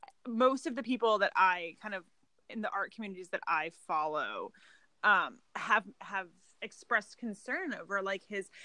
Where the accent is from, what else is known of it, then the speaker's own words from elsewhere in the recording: United States; being a white, upper-middle-class American